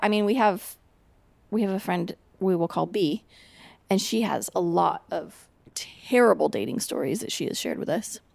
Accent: Portland, Oregon, United States; So I'm from Portland, which is, like, very not racially diverse.

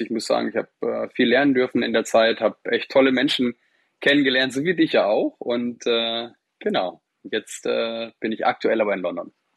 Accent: North Rhine-Westphalia, Germany; Also ich bin gebürtig aus Ostwestfalen

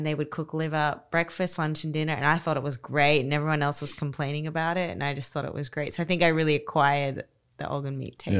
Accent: Australia; And I'm Australian, so I'm a hot weather girl. I like the ocean.

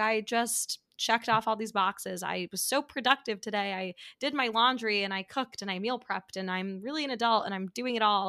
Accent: New York City, New York, United States; also born or lived in Midwest; growing up in New York City

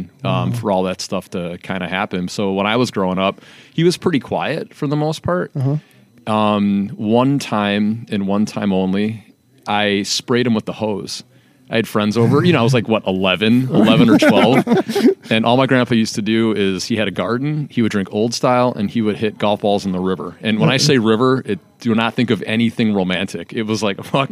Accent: Calumet City, Illinois, United States; me and my brother were raised in Calumet City, Illinois

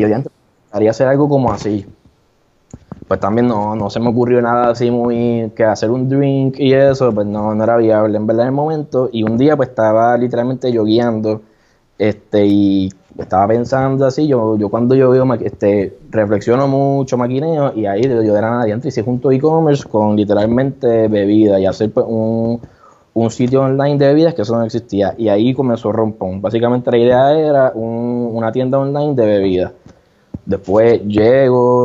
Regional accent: San Juan, Puerto Rico; also born or lived in Mayagüez; yo soy de acá de San Juan

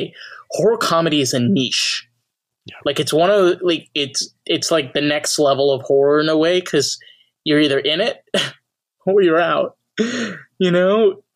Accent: New York, United States; Well, I'm not from Jersey. I'm from New York.

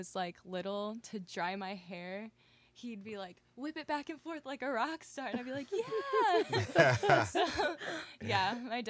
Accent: Morton, Illinois, United States; also born or lived in Lincoln, Illinois; I was born in Lincoln, Illinois, but then shortly moved to Morton, where I've been since then until I went to college.

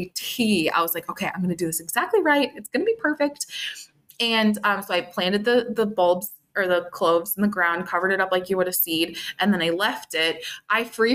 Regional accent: Minnesota, United States; moved away as an adult; now in Northwest Illinois, United States; I don't live in Minnesota anymore. I'm in Northwest Illinois, but I grew up in Minnesota

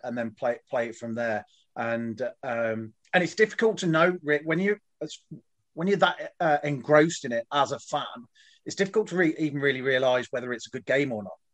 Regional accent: Leicester, East Midlands, United Kingdom; moved away as an adult; also born or lived in Goose Bay, Canada; now in Canada; I was born in Leicester, uh, born at the Bond Street Hospital there uh, back in 1970

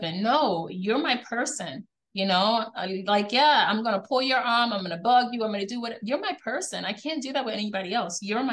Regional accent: Guyana; now in United States; we grew up in the Caribbean. TV wasn't a thing.

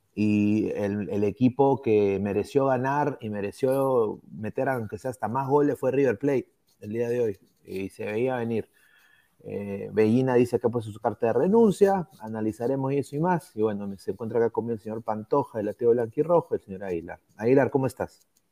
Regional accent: Peru; como peruano, como aliancista

